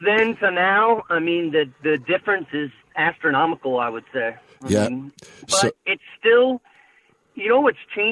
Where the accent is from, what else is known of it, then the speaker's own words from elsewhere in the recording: Bay Area, California, United States; moved away as an adult; now in Reno, United States; I was born in the Bay Area